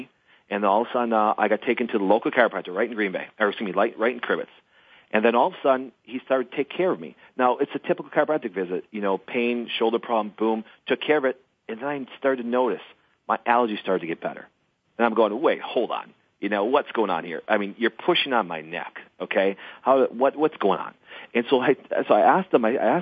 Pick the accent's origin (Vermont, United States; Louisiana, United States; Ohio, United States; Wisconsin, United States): Wisconsin, United States; Crivitz; I grew up in Crivitz, Wisconsin. I grew up in a very small town of 900 people